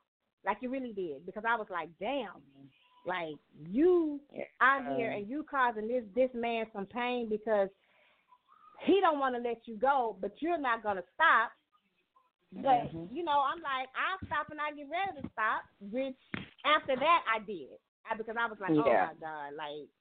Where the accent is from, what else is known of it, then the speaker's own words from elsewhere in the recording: the South, United States; I'm from the South